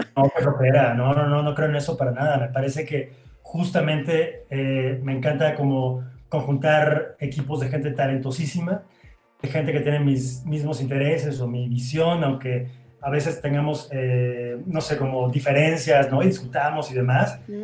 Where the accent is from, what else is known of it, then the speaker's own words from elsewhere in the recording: Veracruz, Mexico; moved away as an adult; now in Mexico City, Mexico; terminé la preparatoria en Veracruz